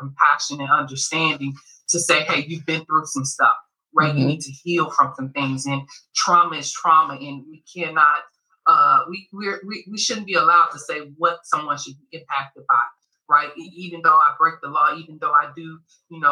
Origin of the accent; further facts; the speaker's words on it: Chicago, Illinois, United States; I'm from Chicago